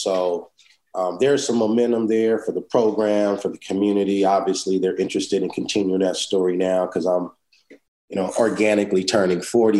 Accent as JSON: {"language": "English", "town": "Inglewood", "region": "California", "country": "United States", "tie": "born or raised there", "also_born_or_lived": "Los Angeles", "said": "basically born in Los Angeles. But yep. I was born and raised, should I say, in Inglewood."}